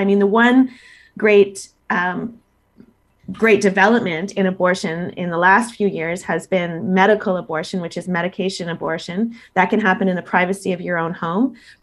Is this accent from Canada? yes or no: yes; Canada